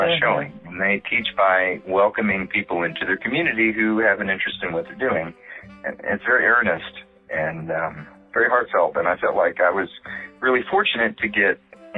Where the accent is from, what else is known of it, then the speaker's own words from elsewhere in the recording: Paola, Kansas, United States; moved away as an adult; now in New York City, United States; I'm originally from Paola, Kansas. I was born in Paola, Kansas